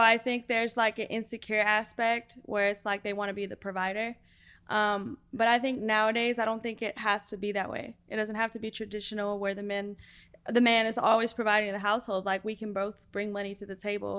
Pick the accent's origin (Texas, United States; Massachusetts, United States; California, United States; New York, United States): Texas, United States; Donna; Originally, I'm from the Rio Grande Valley. uh, Donna, Texas, to be specific.